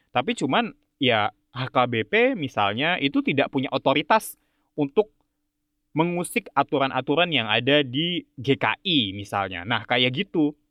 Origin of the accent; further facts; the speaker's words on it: Java, Indonesia; Jadi kalau misalnya kayak ya gue orang Jawa gitu, misalnya masak apa uh, gudeg gitu